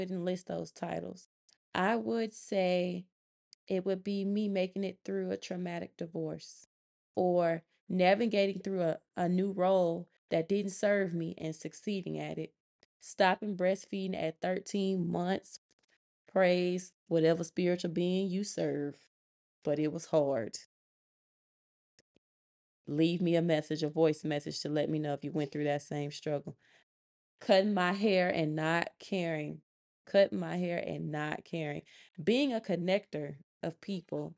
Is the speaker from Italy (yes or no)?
no; Montgomery, Alabama, United States; moved away as an adult; now in Georgia, United States; I'm from Montgomery, Alabama, but I currently reside in Georgia, where I am stationed